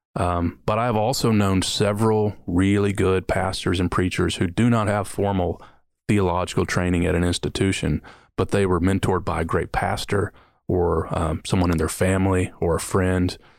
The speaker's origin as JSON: {"language": "English", "region": "Kentucky", "country": "United States", "tie": "born or raised there", "also_born_or_lived": "Detroit, Michigan / New Orleans, Louisiana / Mississippi", "moved": "as an adult", "said": "I was born in Detroit, Michigan, grew up in Kentucky"}